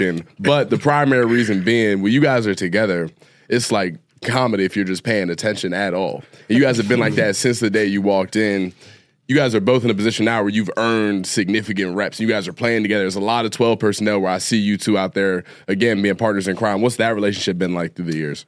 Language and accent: English; Ohio, United States; I'm from Ohio